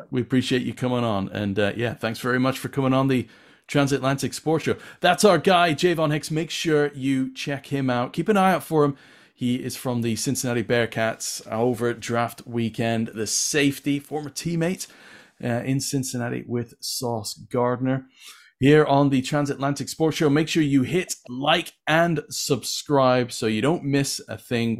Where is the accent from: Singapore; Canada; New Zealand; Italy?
Canada; Winnipeg, Manitoba; now in England, United Kingdom; I grew up in Winnipeg and I played Pop Warner football